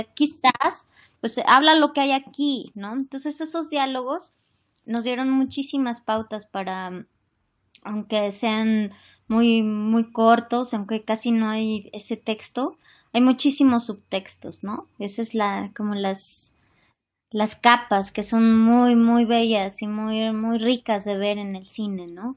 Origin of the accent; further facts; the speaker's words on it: Mexico; como mexicanos pues sí, vivimos la migración